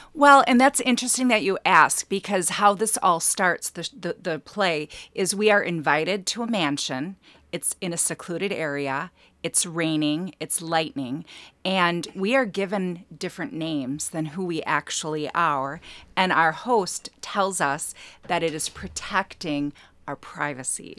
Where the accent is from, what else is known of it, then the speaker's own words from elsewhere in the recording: Wausau, Wisconsin, United States; now in Elk River, United States; originally Wassa, Wisconsin